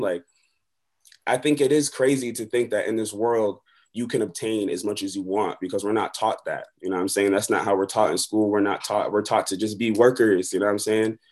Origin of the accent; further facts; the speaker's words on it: Buffalo, New York, United States; also born or lived in Long Beach, California; I'm from Long Beach, California, but I grew up in Buffalo, New York.